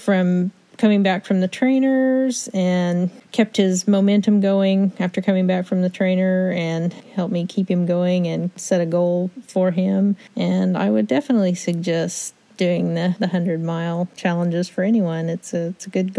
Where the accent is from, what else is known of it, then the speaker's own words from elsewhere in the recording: Pryor, Oklahoma, United States; I'm from Pryor, Oklahoma.